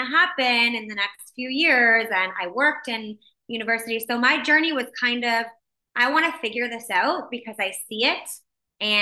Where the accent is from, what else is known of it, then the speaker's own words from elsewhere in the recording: Windsor, Ontario, Canada; also born or lived in Mexico; now in Toronto, Canada; So I grew up in Windsor, Ontario.